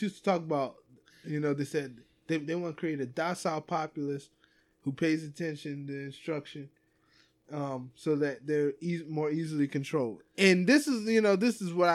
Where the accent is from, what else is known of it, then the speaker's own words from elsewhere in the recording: United States; Here I am as an American